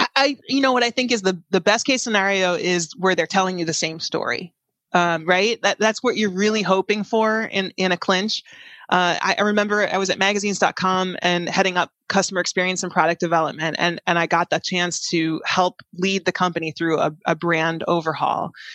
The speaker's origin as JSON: {"language": "English", "town": "Chicago", "region": "Illinois", "country": "United States", "tie": "born or raised there", "also_born_or_lived": "San Jose", "moved": "as an adult", "said": "I grew up in the Chicagoland area"}